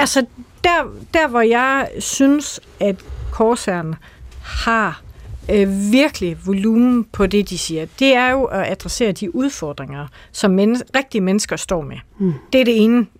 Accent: Denmark; accent: Jutlandic; also born or lived in Aarhus; jeg er fra Jylland

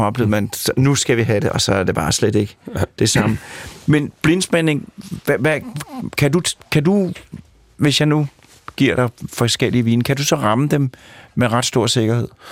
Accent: Sorgenfri, Capital Region of Denmark, Denmark; Jeg kommer fra Sovnfri, øh, og Sovnfri er naboby til Kongens Lyngby

